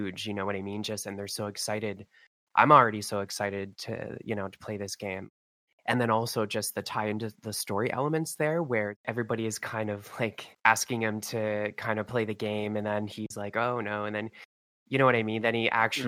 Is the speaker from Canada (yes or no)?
yes; Canada; I'm from Canada.